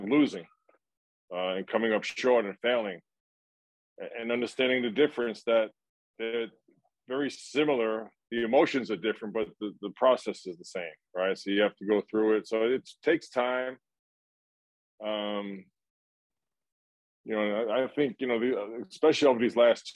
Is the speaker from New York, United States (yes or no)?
yes; New York City, New York, United States; growing up in my neighborhood in Brooklyn